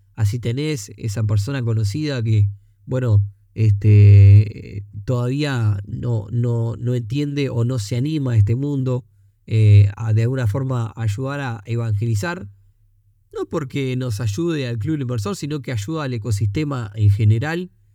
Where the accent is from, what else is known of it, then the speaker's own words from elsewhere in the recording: Uruguay; los costos que tenemos para producir aquí en Uruguay